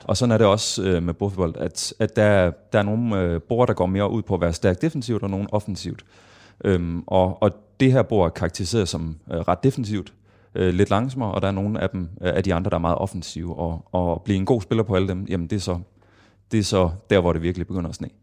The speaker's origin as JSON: {"language": "Danish", "town": "Kolding", "region": "Southern Denmark", "country": "Denmark", "said": "jeg startede i Kolding, hvor jeg er fra"}